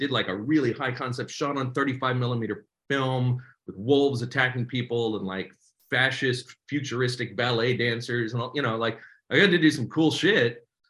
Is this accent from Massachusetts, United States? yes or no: yes; Cambridge, Massachusetts, United States; moved away as an adult; also born or lived in New York; now in Los Angeles, United States; I grew up in Cambridge, Massachusetts, man.